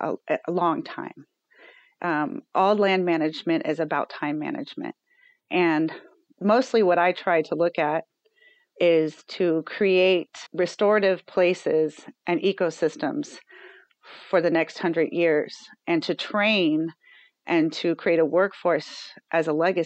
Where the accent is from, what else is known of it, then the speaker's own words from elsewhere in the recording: Falls Church, Virginia, United States; born there; So yeah, I was born in Falls Church, Virginia, Alexandria, Virginia.